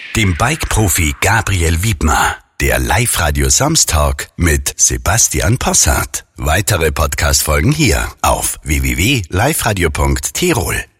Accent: East Tyrol, Austria; der Winter war extrem bei uns in Osttirol

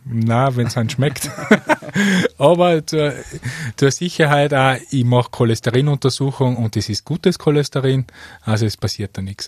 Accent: Mostviertel, Lower Austria, Austria; moved away as an adult; now in Tyrol, Austria; Ich bin stolzer Niederösterreicher aus dem Mostviertel

